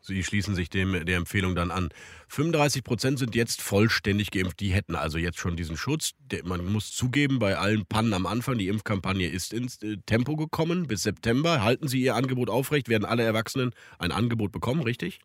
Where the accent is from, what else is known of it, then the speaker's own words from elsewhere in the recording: Rhineland, Germany; bei uns im Rheinland